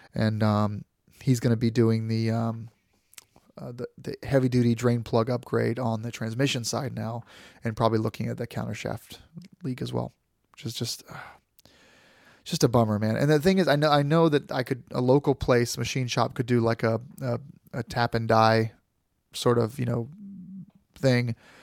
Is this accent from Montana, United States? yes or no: no; Florida, United States; I grew up in Florida